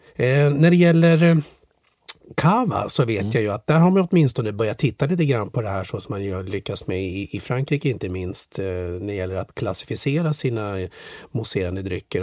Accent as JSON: {"language": "Swedish", "country": "Sweden"}